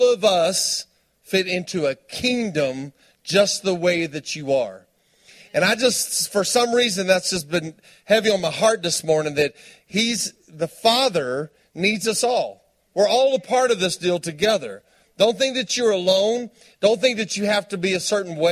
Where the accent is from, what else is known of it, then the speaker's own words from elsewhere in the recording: Tulia, Texas, United States; I'm from Tuya, Texas. Post is right down the road. It's West Texas.